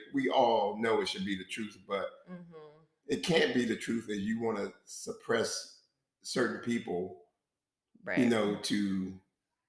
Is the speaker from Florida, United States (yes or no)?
no; Maryland, United States; moved away; where I grew up in Maryland